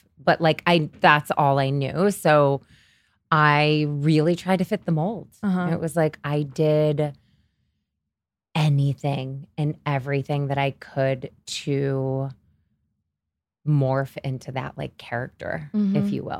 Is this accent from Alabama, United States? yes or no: no; Syracuse, New York, United States; born or raised there; moved away as an adult; now in New York City, United States